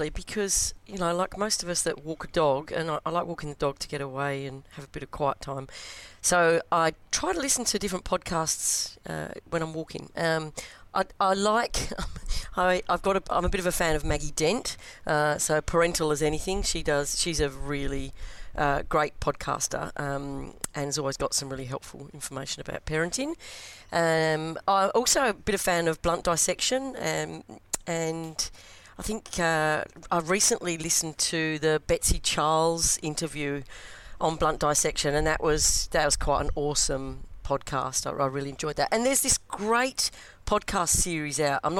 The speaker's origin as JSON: {"language": "English", "region": "London", "country": "United Kingdom", "tie": "born or raised there", "also_born_or_lived": "Melbourne, Australia", "moved": "as an adult", "lives_now": "Perth, Australia", "said": "So I was brought up in East London mm. and I moved to Australia when I was 22. Uh, and uh, lived in Melbourne for a while first, for about the first nine years, and live in beautiful sunny Perth now"}